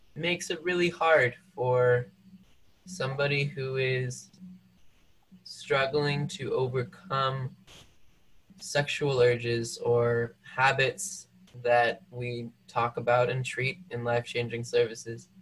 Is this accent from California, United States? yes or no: no; Mesa, Arizona, United States; moved away as an adult; also born or lived in Ecuador; now in Provo, United States; I grew up in Mesa, Arizona